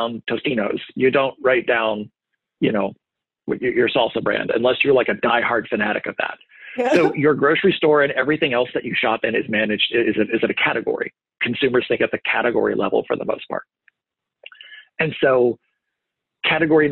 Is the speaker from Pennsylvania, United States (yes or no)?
no; Ohio, United States; also born or lived in Texas; now in Columbus, United States; I'm from Ohio. My wife's family's from Ohio.